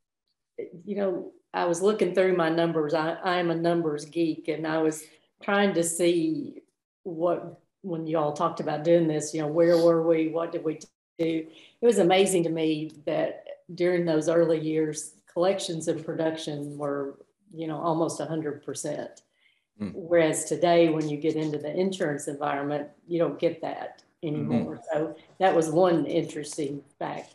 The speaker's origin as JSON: {"language": "English", "region": "Eastern Kentucky", "country": "United States", "tie": "born or raised there", "moved": "yes", "said": "I grew up in Eastern Kentucky in a very rural area"}